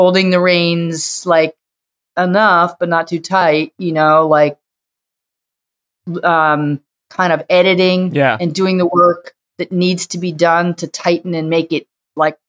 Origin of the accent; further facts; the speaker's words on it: outside of Boston, Massachusetts, United States; now in New York, United States; I grew up outside of Boston.